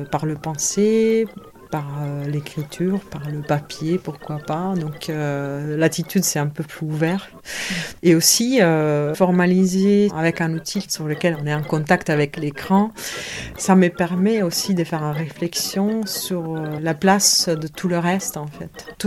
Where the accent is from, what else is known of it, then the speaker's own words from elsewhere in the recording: United States; French is a second language; 50% je suis américaine des États-Unis mon identité